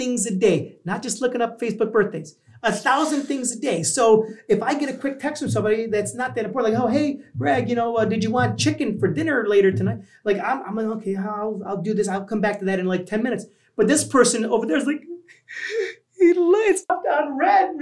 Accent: New York, United States; now in Los Angeles, United States; I'm originally from New York. I live

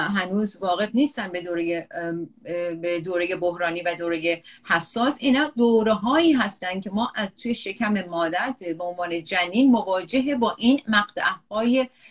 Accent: Iran; moved away as an adult; توی ایران بزرگ شده

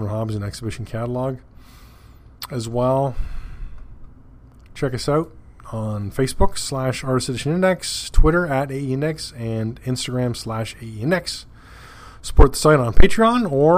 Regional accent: Canada; being Canadian

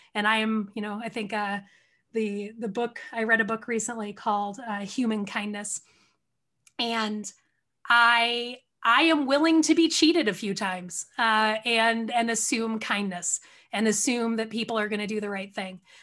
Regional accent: outside of Detroit, Michigan, United States; also born or lived in California; I grew up outside of Detroit

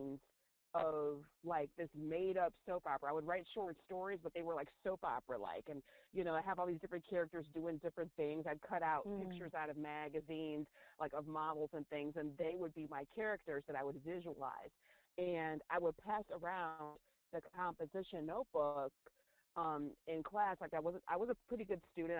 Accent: central New York, United States; I grew up in central New York, not New York City

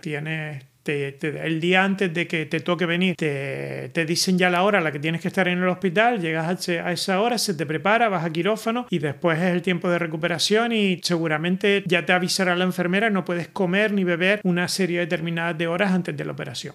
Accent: Canary Islands, Spain; accent: Canarian; moved away as an adult; now in Netherlands; yo tengo un acento canario en holandés

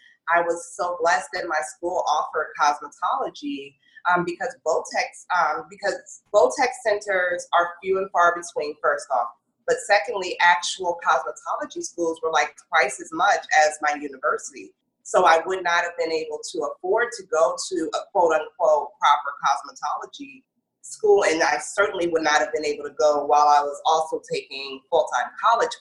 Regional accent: Northern Virginia, United States; moved away as an adult; also born or lived in Brooklyn, New York; now in New York, United States; I was born in Brooklyn, but raised in the Northern Virginia area

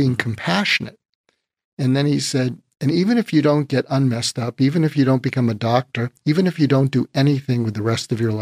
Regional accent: Boston, Massachusetts, United States; moved away as an adult; also born or lived in Berkeley, California / Topeka, Kansas; I grew up in Boston

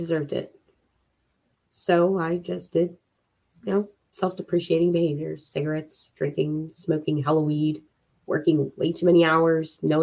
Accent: Philadelphia, Pennsylvania, United States; I'm from Philly

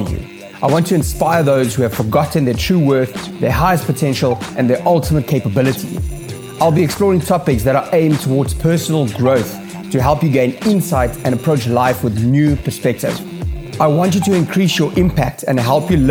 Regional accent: Johannesburg, Gauteng, South Africa; moved away as an adult; now in Cape Town, South Africa; I was born and raised in Johannesburg

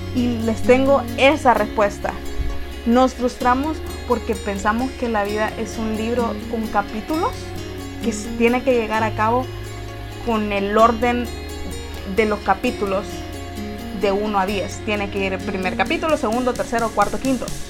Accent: Honduras; en nuestra forma de hablar, los hondureños

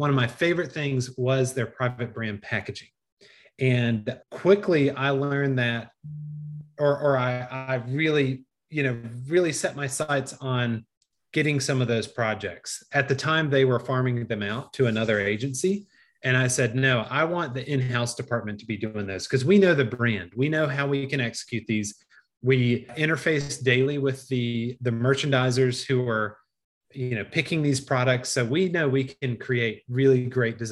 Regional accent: Greensboro, North Carolina, United States; also born or lived in Sarasota, Florida; my wife and I moved back to Greensboro. I'm from Greensboro

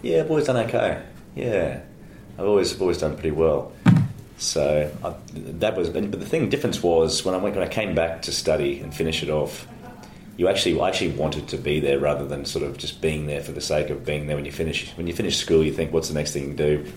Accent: Australia; born or raised there; also born or lived in Johannesburg, South Africa

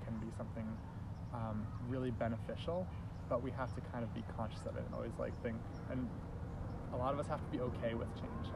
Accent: New Haven, Connecticut, United States; also born or lived in Baltimore, Maryland / Eastern Shore, Maryland / Maine; when I was 10, my family moved to New Haven, where I've been living ever since

